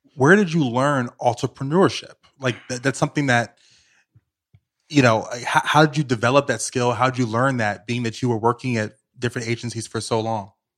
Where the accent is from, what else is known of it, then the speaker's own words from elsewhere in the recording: Richmond, Virginia, United States; moved away as an adult; now in New York City, United States; I grew up in Richmond, Virginia.